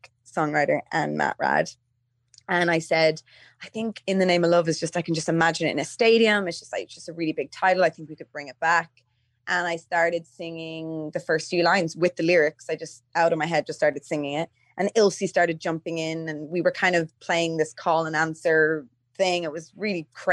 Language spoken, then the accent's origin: English; Dublin, Leinster, Ireland; I'm from Donamead